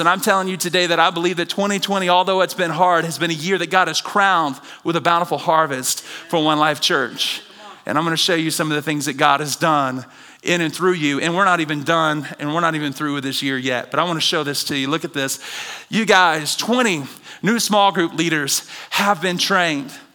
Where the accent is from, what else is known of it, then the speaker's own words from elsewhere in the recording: the South, United States; Growing up in the South